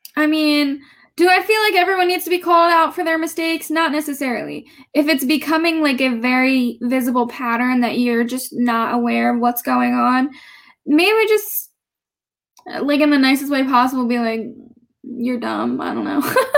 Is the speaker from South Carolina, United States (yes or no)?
no; New Jersey, United States; I went to uh, Gloucester County Institute of Technology in South Jersey